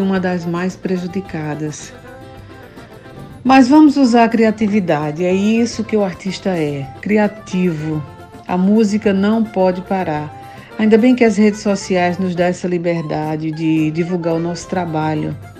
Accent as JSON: {"language": "Portuguese", "town": "Sertânia", "region": "Pernambuco", "country": "Brazil", "lives_now": "Recife, Brazil", "said": "cantora pernambucana. Estou falando diretamente daqui de Recife"}